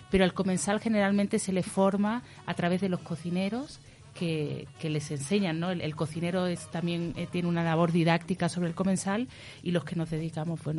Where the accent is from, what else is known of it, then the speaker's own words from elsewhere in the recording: El Puerto de Santa María, Andalusia, Spain; moved away as an adult; also born or lived in Alicante; now in Uruguay; Si bien nací en Alicante, me considero del puerto de Santa María de Cádiz